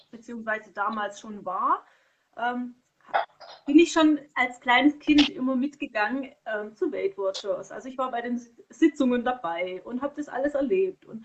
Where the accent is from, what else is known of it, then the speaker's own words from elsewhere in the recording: Konstanz, Baden-Württemberg, Germany; also born or lived in Bad Säckingen; also damals hatte ich woanders gewohnt, an der Schweizer Grenze in, in Bad Säckingen, da ist mein Geburtsort. Und dann sind wir weggezogen nach Konstanz. Und dann haben wir dort eben gelebt.